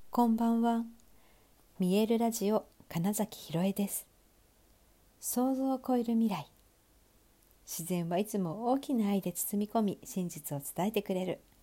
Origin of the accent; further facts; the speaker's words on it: Sapporo, Hokkaido, Japan; 私の地元である北海道は札幌市で